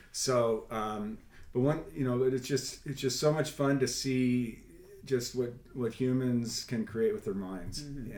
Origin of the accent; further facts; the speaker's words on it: Southern California, United States; now in Kentucky, United States; I'm from Southern California